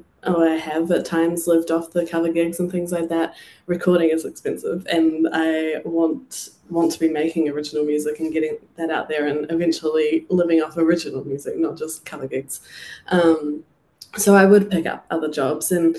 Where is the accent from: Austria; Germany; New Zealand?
New Zealand; moved away as an adult; my hometown, there was a few places I played